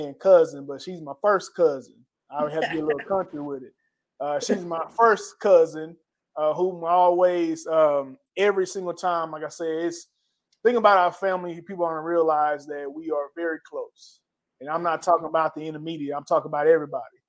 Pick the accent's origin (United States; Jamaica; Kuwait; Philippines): United States; Atlanta, Texas; moved away as an adult; also born or lived in Dallas, Texas; we came from East Texas, Atlanta, Texas. I know if you blink, you'll miss it. But hey, that's where we came from